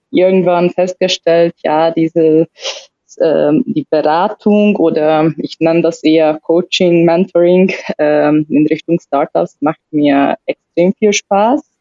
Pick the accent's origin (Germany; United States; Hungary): Hungary; komme ursprünglich aus Ungarn, bin schon 30 plus, plus mit ein bisschen äh, Arbeitserfahrung